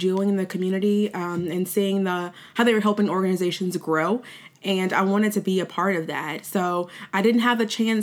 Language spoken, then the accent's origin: English; Baton Rouge, Louisiana, United States; I was born and raised in Baton Rouge